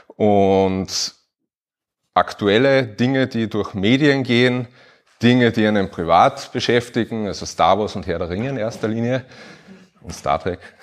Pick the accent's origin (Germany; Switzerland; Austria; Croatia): Austria; Upper Austria; now in Carinthia, Austria; ich bin auch Oberösterreicher und irgendwie nach Kärnten ausgewandert